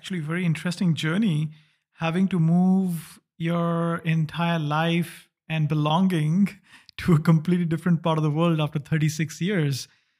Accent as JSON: {"language": "English", "country": "India", "also_born_or_lived": "East Asia", "moved": "as an adult", "lives_now": "Berlin, Germany", "said": "I moved out 2012, I would say, also out of India. So I come from India, lived in the East Asia for 5 years, and then moved to Berlin."}